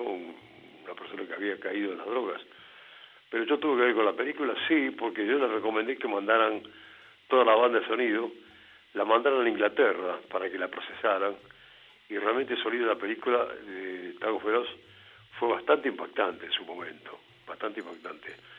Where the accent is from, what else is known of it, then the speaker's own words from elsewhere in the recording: Buenos Aires, Argentina; yo soy de Buenos Aires